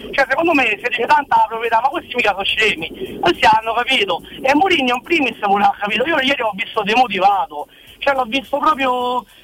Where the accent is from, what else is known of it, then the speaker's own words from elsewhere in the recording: Rome, Lazio, Italy; non è che uno è da Roma, allora io sono da Roma, e mi danno a far bene tutto